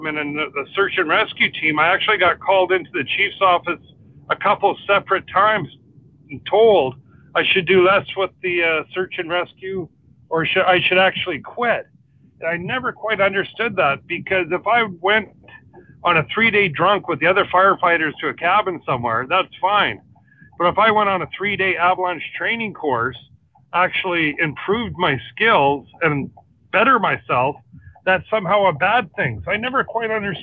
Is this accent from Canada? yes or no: yes; North Vancouver, British Columbia, Canada; born and raised in North